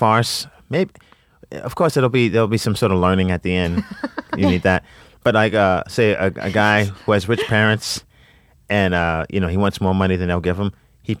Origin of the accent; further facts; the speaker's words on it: New York, United States; I'm from New York